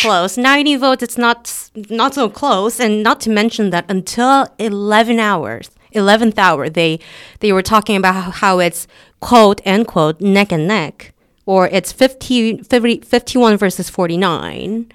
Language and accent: English; South Korea; we're not an English-speaking country